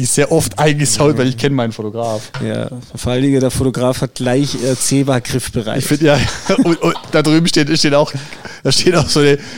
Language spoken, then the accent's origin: German; Baden-Württemberg, Germany; Als Schwabe ist jedes Bier, das du nicht bezahlen musst, ein gutes Bier.